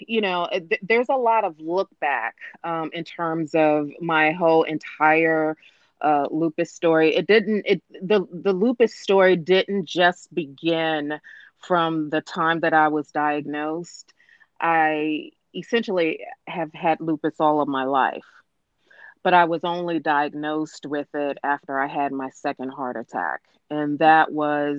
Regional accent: Washington, District of Columbia, United States; I'm from the Washington, D.C. metropolitan area

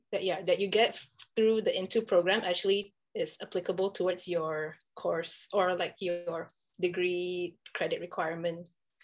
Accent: Selangor, Malaysia; moved away as an adult; also born or lived in Oregon, United States; now in United States; I'm originally from Selangor. I came here to the US in 2015 to study food science in Oregon State University.

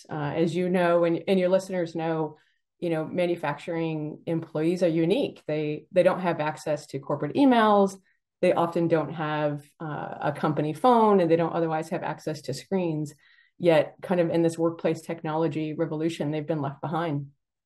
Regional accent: Buffalo, New York, United States; I grew up in Buffalo, New York, and in Buffalo, there's a Ford stamping plant.

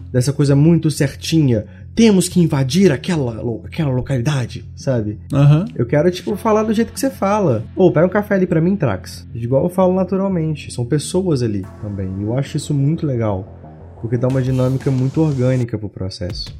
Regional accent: Minas Gerais, Brazil; eu sou de Minas

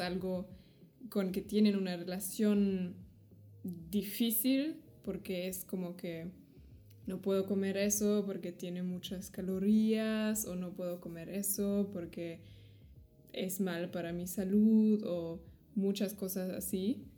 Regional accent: Germany; soy de Alemania

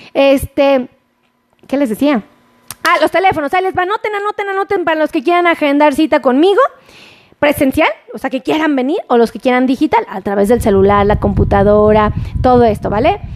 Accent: Mexico; como buen mexicano

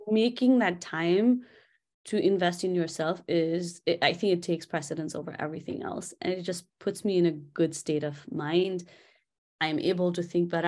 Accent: Kathmandu, Bagmati, Nepal; moved away; I'm from Kathmandu. in a place called Quilagal

